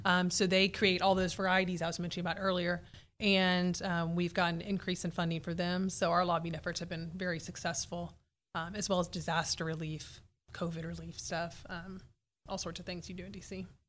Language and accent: English; Houston, Texas, United States; also born or lived in College Station, Texas; I was raised in Houston